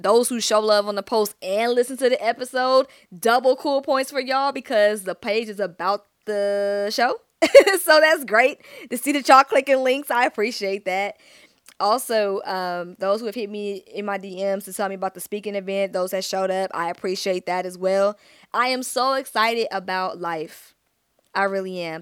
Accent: Stone Mountain, Georgia, United States; I'm from Stone Mountain, East Side Stand Up

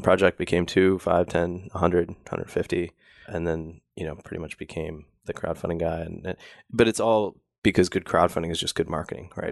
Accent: Wisconsin, United States; I grew up in Wisconsin where we have ice fishing

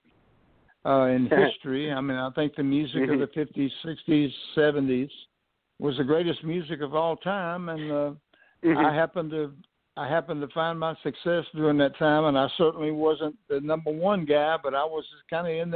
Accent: Houston, Texas, United States; I grew up in Houston, Texas

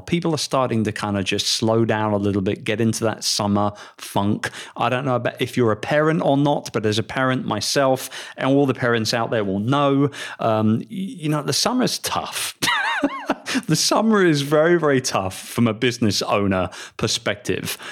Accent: London, United Kingdom; moved away as an adult; also born or lived in Philippines; my hometown, London, England

